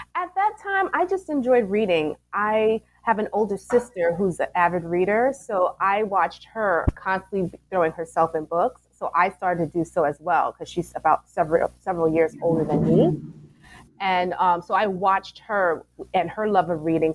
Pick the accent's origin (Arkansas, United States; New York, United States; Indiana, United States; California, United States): New York, United States; New York City; moved away as an adult; now in New Jersey, United States; I'm originally from Brooklyn, New York, and my elementary school is named after Langston Hughes.